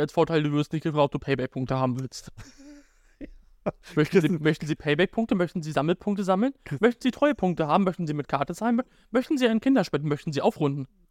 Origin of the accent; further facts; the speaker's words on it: Germany; now in Schwerin, Germany; aus Damberg, wo ich herkomme